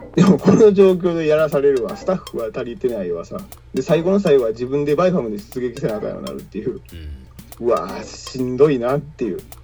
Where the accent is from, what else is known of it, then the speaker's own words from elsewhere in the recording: Japan; 私らあの敗戦国で育っててさ